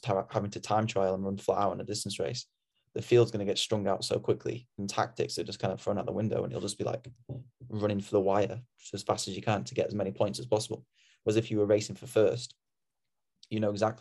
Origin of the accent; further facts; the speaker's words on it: Sheffield, Yorkshire and the Humber, United Kingdom; I'm from Sheffield